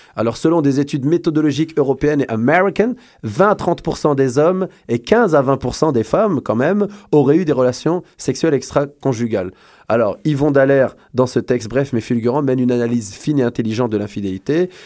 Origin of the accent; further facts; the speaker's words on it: Algeria; now in Montreal, Canada; On a chez nous en Algérie